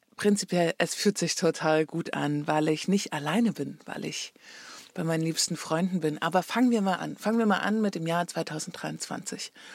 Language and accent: German; Leipzig, Saxony, Germany; moved away as an adult; nach Leipzig gefahren, in meine Heimat und wo ich vorher gewohnt habe